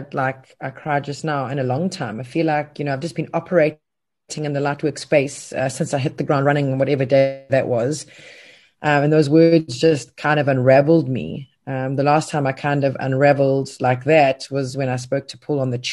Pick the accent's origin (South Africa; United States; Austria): South Africa; being South African, and we are resilient